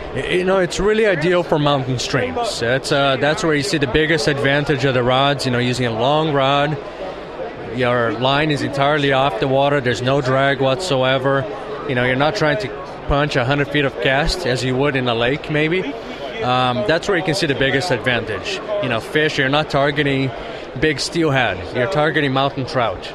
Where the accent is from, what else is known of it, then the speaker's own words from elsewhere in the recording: Brazil; now in California, United States; where I grew up in Brazil